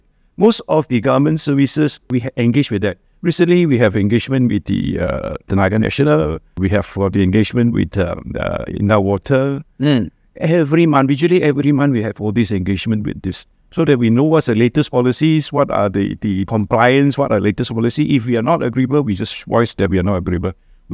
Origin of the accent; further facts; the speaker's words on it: Taiping, Perak, Malaysia; I'm from Taiping, to go to KL, you don't drive, you just take a train from Taiping to KL, Express.